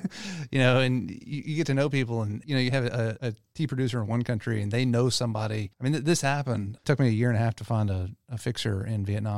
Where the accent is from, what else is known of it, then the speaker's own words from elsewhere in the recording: Louisiana, United States; I grew up in Louisiana and everything was about iced tea, sweet tea.